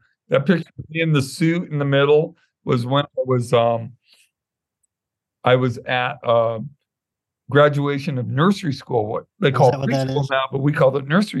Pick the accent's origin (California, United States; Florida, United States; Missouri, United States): California, United States; Santa Monica; now in Pasadena, United States; I was born in Santa Monica Hospital and grew up in Santa Monica off and on. Lived in the housing project in Culver City, which is about 10 miles away. But yeah, I'm a West Side boy.